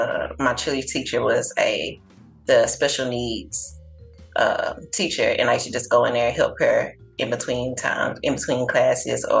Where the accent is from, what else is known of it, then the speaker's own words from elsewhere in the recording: Galveston, Texas, United States; also born or lived in Houston, Texas; I'm from Galveston.